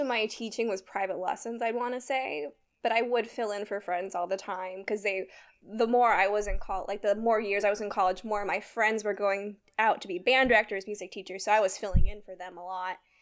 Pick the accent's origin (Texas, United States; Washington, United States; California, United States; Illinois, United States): California, United States; Sacramento; moved away as an adult; I'm originally from California. Both Taylor and I, we are from California's, like, Sacramento area. Um, I did band and all that kind of stuff growing up